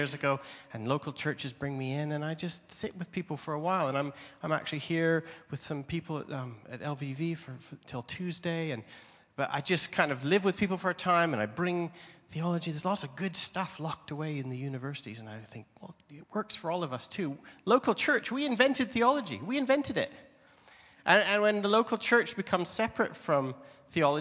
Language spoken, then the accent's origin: English; Canada; moved away as an adult; now in England, United Kingdom; I'm Canadian. I was visiting my home country